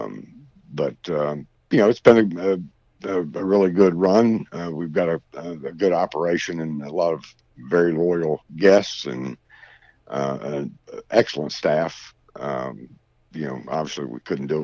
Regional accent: Greensboro, North Carolina, United States; I'm from Greensboro

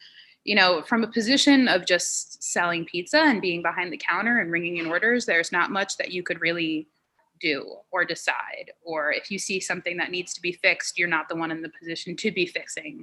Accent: Long Island, New York, United States; moved away as an adult; now in Washington, D.C., United States; So I'm from Long Island, New York

